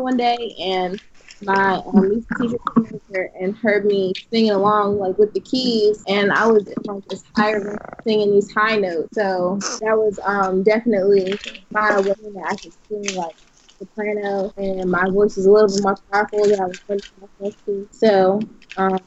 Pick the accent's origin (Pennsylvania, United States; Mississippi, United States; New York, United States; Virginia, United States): Pennsylvania, United States; Philadelphia; I grew up in West Philly, a little town home